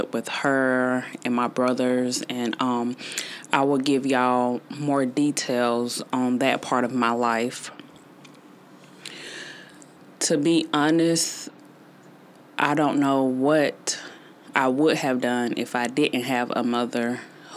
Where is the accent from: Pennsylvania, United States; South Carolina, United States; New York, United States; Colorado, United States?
South Carolina, United States; Greenville; born or raised there